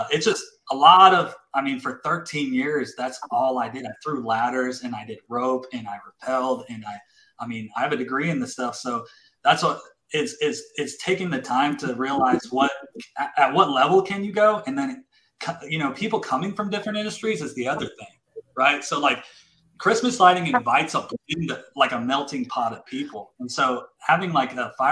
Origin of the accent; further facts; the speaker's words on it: Colorado Springs, Colorado, United States; also born or lived in Louisiana; now in Texas, United States; I grew up in Colorado Springs, and then I went to Louisiana, and then I came to Texas.